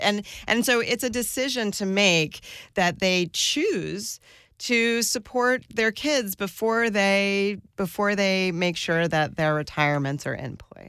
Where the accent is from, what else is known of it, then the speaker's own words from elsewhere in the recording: suburbs around New York, United States; also born or lived in northern New Jersey / Westchester; I grew up, uh, in different suburbs around New York. My dad lived in northern New Jersey and my mom lived in Westchester, and I commuted to the Bronx for school.